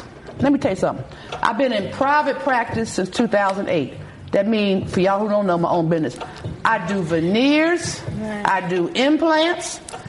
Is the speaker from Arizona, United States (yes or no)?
no; Philadelphia, Pennsylvania, United States; I'm getting old. I'm an OG from West Philly.